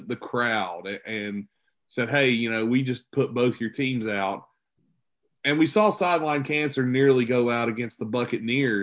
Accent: West Virginia, United States; I grew up in West Virginia

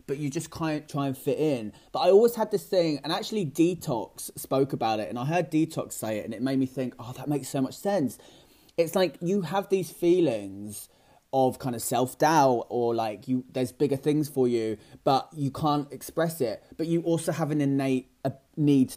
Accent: Great Yarmouth, East of England, United Kingdom; moved away as an adult; now in London, United Kingdom; I'm actually from a small town outside of Norwich called Great Yarmouth

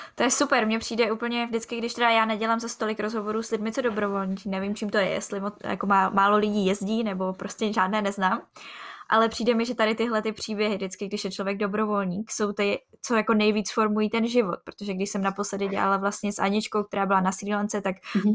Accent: Czechia; also born or lived in Ostrava; my z Česka

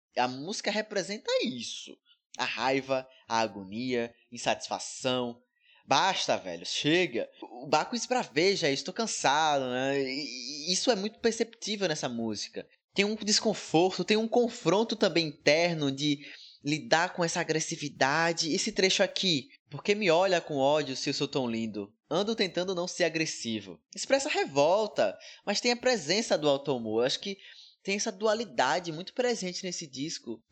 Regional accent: Bahia, Brazil; da Bahia. Na minha terra

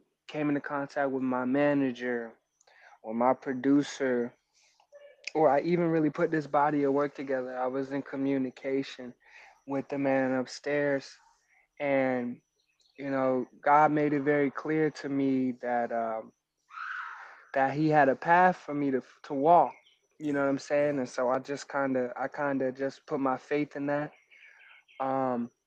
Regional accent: Montgomery County, Maryland, United States; also born or lived in New York / Virginia; But the DMV raised me. I grew up in Montgomery County.

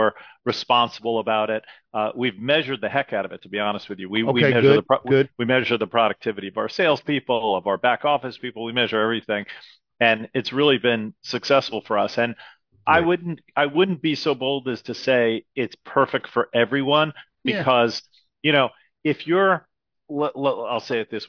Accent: Great Neck, New York, United States; also born or lived in Manhattan / Philadelphia; Yeah, I grew up in Great Neck, Long Island, which is the western part of Long Island, basically right next to the Queens border, close to New York City. And that's where I grew up.

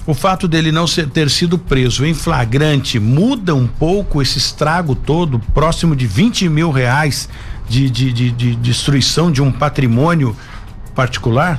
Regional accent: Brazil; Eu sou brasileiro, por isso que eu estou falando do meu povo

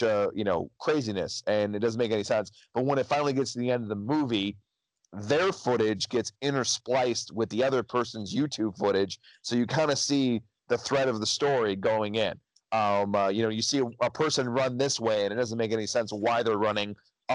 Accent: United States; I am American.

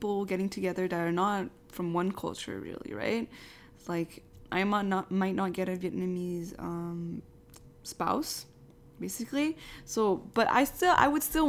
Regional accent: Quebec, Canada; when I was younger, if someone asked me where I'm from, I would just say Canada or Quebec

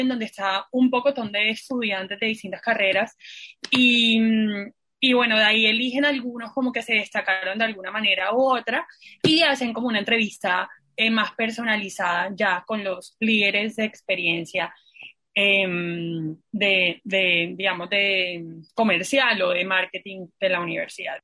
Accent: Santa Marta, Magdalena, Colombia; moved away; yo soy de Santa Marta

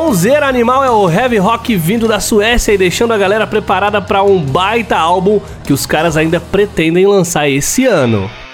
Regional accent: São Paulo, Brazil; Lá de São Paulo, minha terra

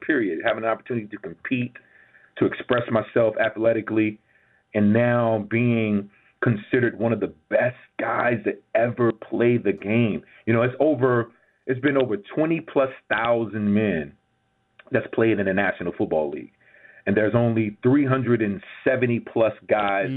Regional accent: Gibsonville, North Carolina, United States; I'm from Gibsonville, GIB, which is close to, is right between Greensboro and right between and, and, and right between Greensboro and Burlington. It's a little small town right off 85.

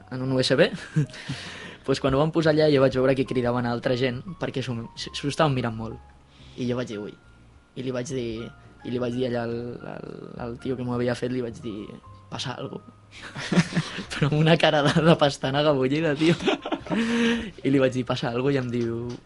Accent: Sant Joan Despí, Catalonia, Spain; jo sóc de Sant Joan

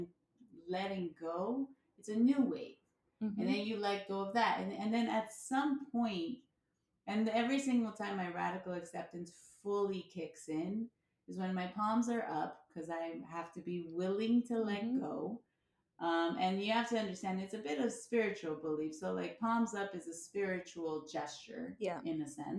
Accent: United States; I was born in America

